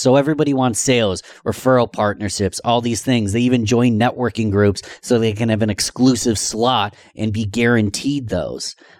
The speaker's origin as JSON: {"language": "English", "town": "Rochester", "region": "New York", "country": "United States", "tie": "born or raised there", "said": "my hometown of Rochester, New York"}